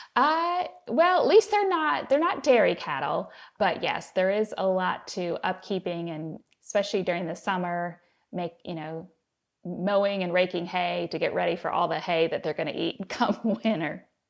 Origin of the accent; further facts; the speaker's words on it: Cincinnati, Ohio, United States; I am a city girl, so I grew up in Cincinnati, and I married a country boy.